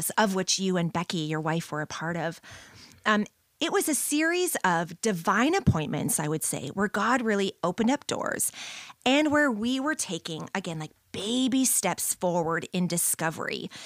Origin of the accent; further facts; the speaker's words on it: St. Catharines, Ontario, Canada; moved away as an adult; now in London, Canada; I was born and raised here in Saint Catharines.